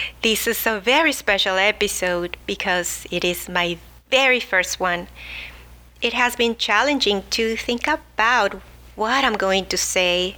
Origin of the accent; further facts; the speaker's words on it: Mexico City, Mexico; now in La Mirada, United States; I am originally from Mexico City, where I grew up enjoying fresh foods